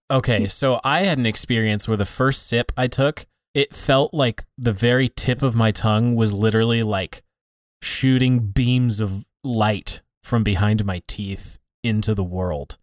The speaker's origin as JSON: {"language": "English", "country": "United States", "tie": "born or raised there", "also_born_or_lived": "Iowa / Montana", "said": "I grew up in pretty small town Iowa and small town Montana"}